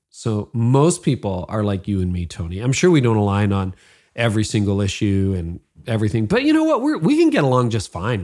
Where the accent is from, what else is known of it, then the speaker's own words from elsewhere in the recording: Midland, Ontario, Canada; my hometown of Midland.